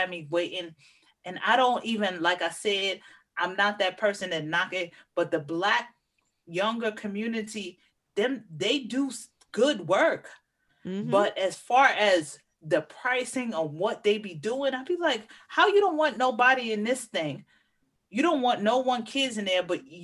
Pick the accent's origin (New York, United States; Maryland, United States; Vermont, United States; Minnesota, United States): New York, United States; New York City; I'm from Manhattan